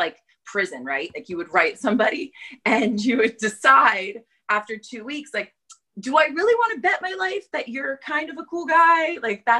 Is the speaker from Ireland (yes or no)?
no; New York, United States; moved away as an adult; now in Los Angeles, United States; I'm from New York, basically. And then I came out here right before coronavirus for a job interview